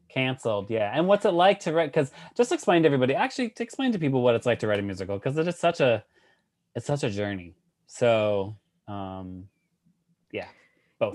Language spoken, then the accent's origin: English; Worcester, Massachusetts, United States; moved away as an adult; also born or lived in New York City; I'm from Worcester. I was born and raised, and I left at eighteen, and I haven't been back